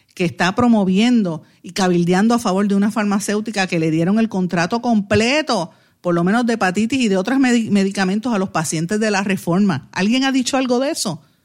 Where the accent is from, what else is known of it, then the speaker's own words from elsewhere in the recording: Puerto Rico; lo que somos los puertorriqueños